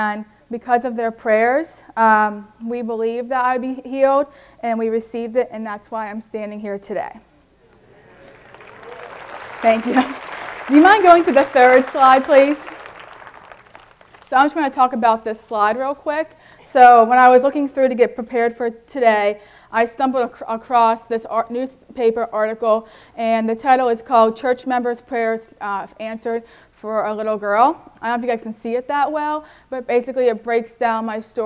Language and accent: English; Irwin, Pennsylvania, United States; I'm from Irwin, PA.